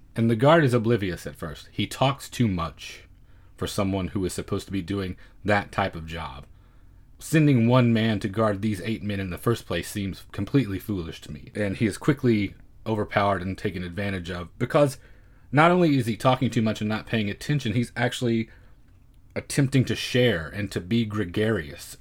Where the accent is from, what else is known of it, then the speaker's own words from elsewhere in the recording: United States; as an American viewer